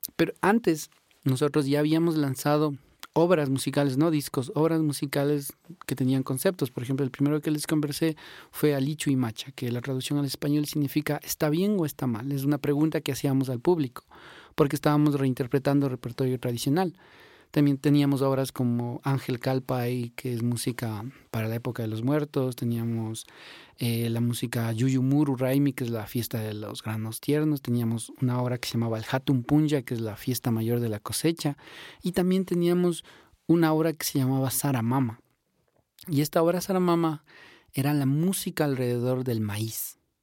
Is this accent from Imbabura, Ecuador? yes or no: yes; Imbabura, Ecuador; somos de acá de Ecuador, de Sudamérica. Vivimos sobre la cordillera de los Andes, en este lugar mágico para, para nosotros. Eh, vivimos dentro de la comuna quichua de Turbuku, que es una comunidad que está en el cantón Cotacachi, en la provincia de Imbabura.